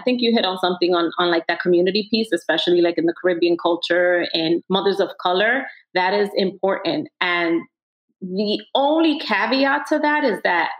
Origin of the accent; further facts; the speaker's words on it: New York City, New York, United States; I grew up in Washington Heights, walking down the neighborhood.